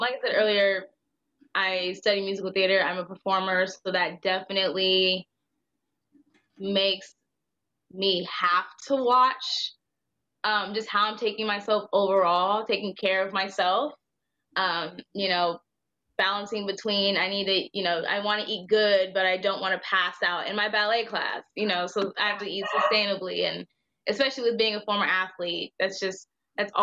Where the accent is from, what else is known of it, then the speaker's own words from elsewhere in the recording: Indiana, United States; I'm from Indiana.